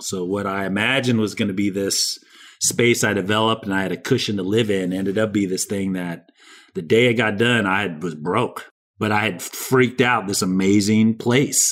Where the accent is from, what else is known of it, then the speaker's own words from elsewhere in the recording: San Diego, California, United States; I grew up in San Diego, California